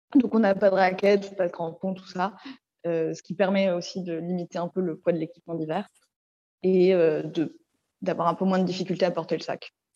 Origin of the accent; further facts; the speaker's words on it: Paris, Île-de-France, France; on est de Paris